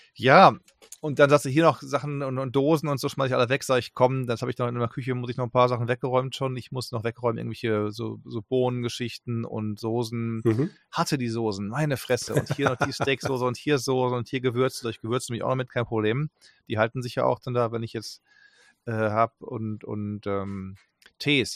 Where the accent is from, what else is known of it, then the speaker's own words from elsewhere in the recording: Germany; wir kennen als Deutsche die Aussprache sofort mit der Muttermilch